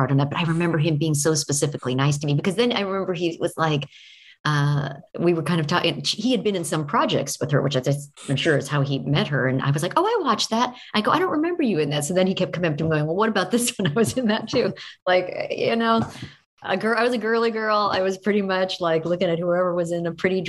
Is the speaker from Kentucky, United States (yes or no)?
no; Oregon, United States; I grew up in Oregon